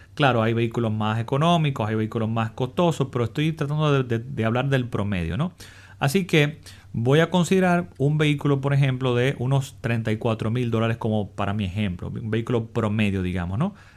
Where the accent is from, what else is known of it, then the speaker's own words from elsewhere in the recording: Dominican Republic; en mi país, en República Dominicana